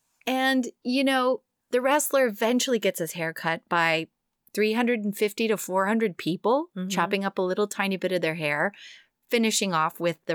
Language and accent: English; Texas, United States; moved away; my home state.